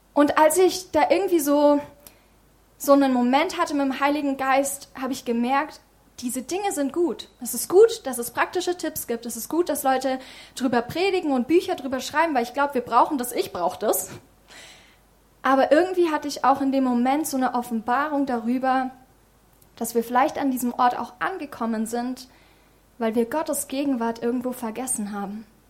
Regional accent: Germany; in unserem Land

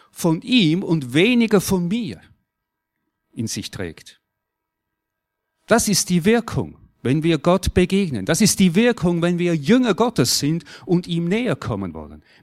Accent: Switzerland; Und jetzt ist schon klar, wir sind Schweizer.

